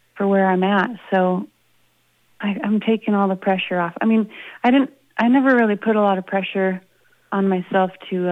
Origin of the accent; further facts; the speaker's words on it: Idaho, United States; also born or lived in Boston; now in Boise, United States; I'm from Idaho originally